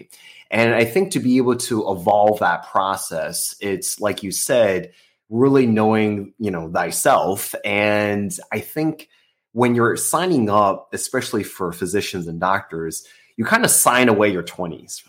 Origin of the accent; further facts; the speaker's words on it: United States; I was born in the States, I grew up as an American